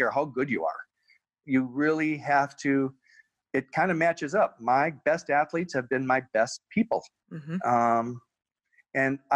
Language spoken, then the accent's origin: English; Canada; we're Canadian